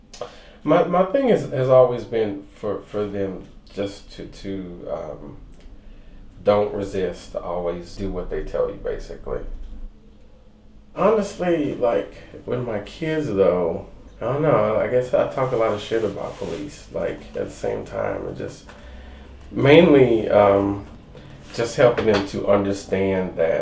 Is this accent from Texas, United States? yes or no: yes; Missouri City, Texas, United States; growing up in Missouri City